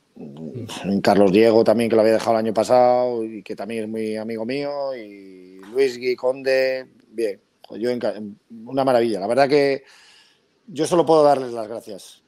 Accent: Pedreña, Cantabria, Spain; yo soy mm. pedreñero por los cuatro costados.

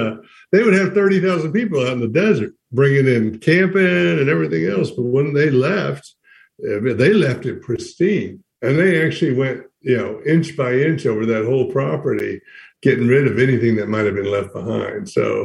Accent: Smoky Mountains, United States; So as someone born and raised in the Smoky Mountains myself, I'm always interested in how people acquire their skills

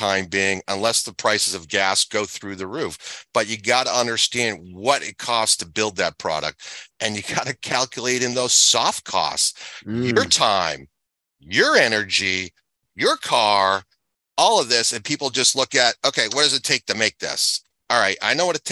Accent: New England, United States; now in Florida, United States; I grew up in New England, so I've been a skier since I was 4 years old

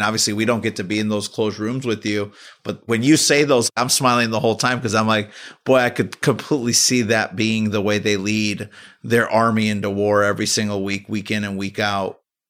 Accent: Chicago, Illinois, United States; moved away; I'm from Chicago, as you know, originally

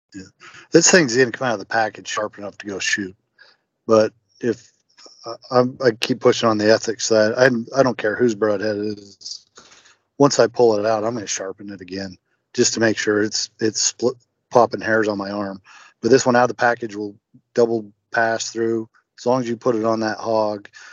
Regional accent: Utah, United States; also born or lived in Kentucky; now in Indiana, United States; born and raised in Utah. Grew up hunting

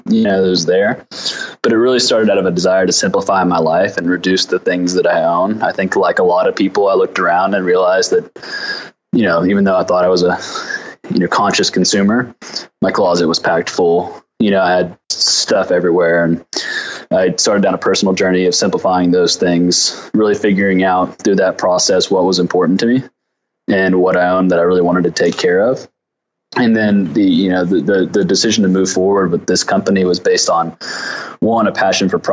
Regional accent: Fayetteville, Arkansas, United States; So I'm from Arkansas. I grew up in the Ozark Mountains in Fayetteville, Arkansas.

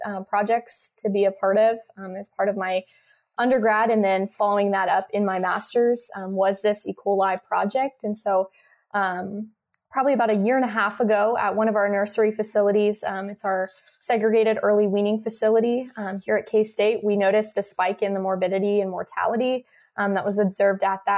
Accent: Lawrence, Kansas, United States; I am a Kansas native. I grew up in Lawrence, Kansas

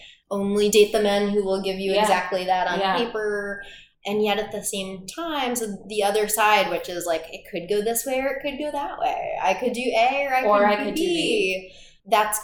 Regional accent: Midwest, United States; also born or lived in Boston, United States; I'm a Midwesterner at heart.

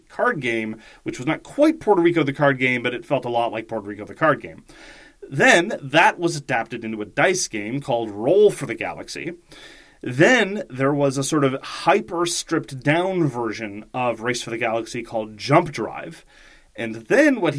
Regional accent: Canada; as a Canadian

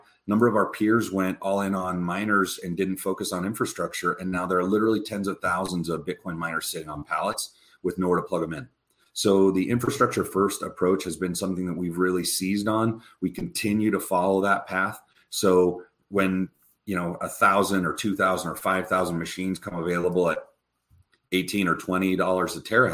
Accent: United States; also born or lived in Wyoming / Utah; growing up in Wyoming and Utah, being a Catholic kid

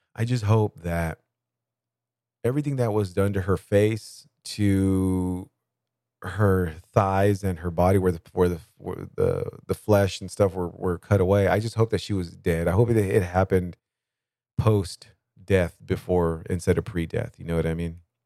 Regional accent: Bakersfield, California, United States; I grew up at is in Bakersfield, California

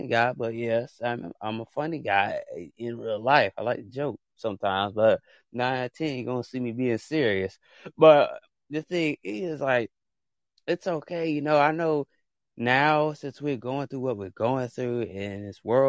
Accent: United States; I am American

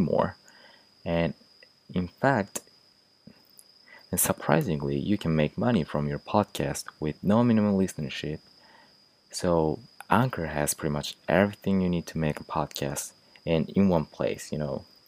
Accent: Japan; English is a second language; moved away as an adult; now in United States; I was originally from Japan, and I'm just studying here English in the United States

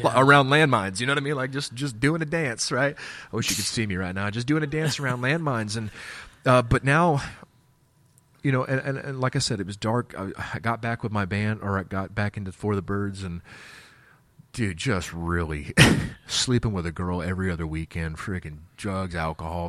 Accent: Wichita, Kansas, United States; I'm from Wichita, Kansas

